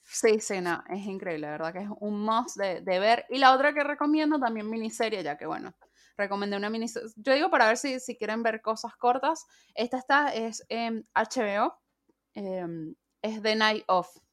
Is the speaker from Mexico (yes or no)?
no; Venezuela; now in Mendoza, Argentina; Soy mendocina, soy venezolana